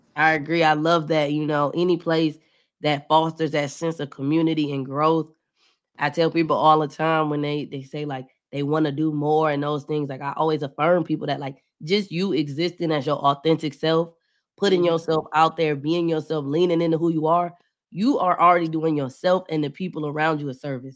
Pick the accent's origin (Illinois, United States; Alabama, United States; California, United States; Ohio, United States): Ohio, United States; Cleveland; moved away as an adult; now in Atlanta, United States; I'm from Cleveland, but I recently moved to Atlanta